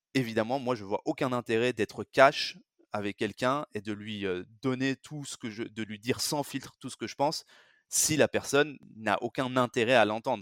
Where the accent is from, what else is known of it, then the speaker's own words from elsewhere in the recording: France; je suis français, j'ai grandi et, et vécu, b, travaillé surtout en France